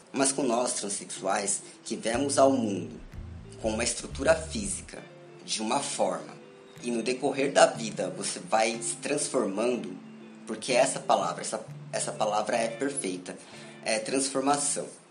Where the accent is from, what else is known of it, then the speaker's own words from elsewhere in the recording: São Paulo, Brazil; sou de São Paulo, moro em São Paulo